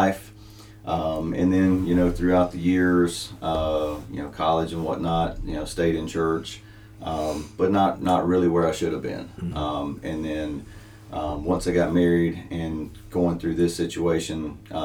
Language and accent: English; Jonesville, South Carolina, United States; moved away as an adult; now in Pauline, United States; I grew up in Jonesville, little community called West Springs, and that's where I grew up in church.